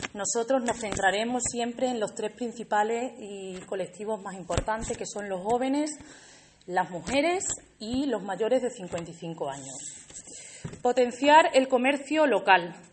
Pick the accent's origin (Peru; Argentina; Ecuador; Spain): Spain; Alange, Extremadura; also born or lived in Seville; Alange es mi pueblo